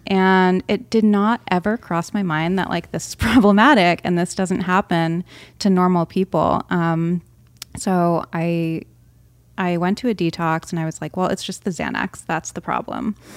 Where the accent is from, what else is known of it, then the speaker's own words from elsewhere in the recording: Rhode Island, United States; I grew up on the East Coast in Rhode Island